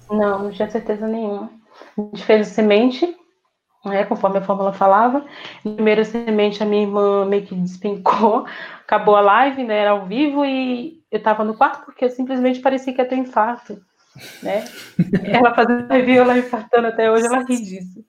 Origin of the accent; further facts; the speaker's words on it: interior of Bahia, Brazil; moved away; Vim de um interior da Bahia, onde a gente não tem acesso a quase nada